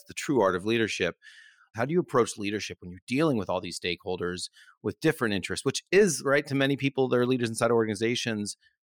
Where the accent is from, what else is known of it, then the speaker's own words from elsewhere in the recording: United States; as an American that works for an Australian tech company.